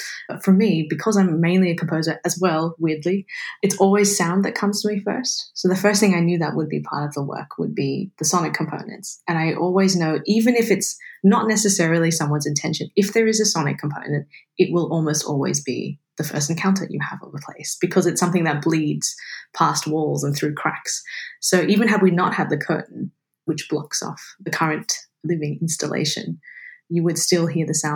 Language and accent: English; Sydney, New South Wales, Australia; I grew up in Sydney on Gadigal land